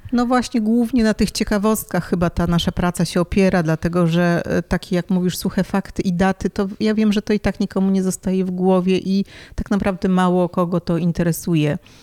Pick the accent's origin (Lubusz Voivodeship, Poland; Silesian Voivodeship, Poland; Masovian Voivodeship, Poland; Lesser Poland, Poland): Masovian Voivodeship, Poland; Warsaw; moved away as an adult; now in Paris, France; Pochodzę z Warszawy i, i tam e, no, dorastałam, byłam tam całą swoją edukację